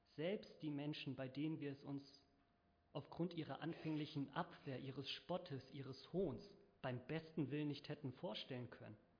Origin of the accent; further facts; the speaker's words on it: Northern Germany, Germany; bei uns in Norddeutschland